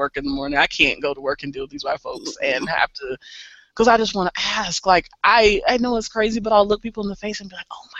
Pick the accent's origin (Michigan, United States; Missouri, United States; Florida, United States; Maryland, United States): Missouri, United States; I'm from Missouri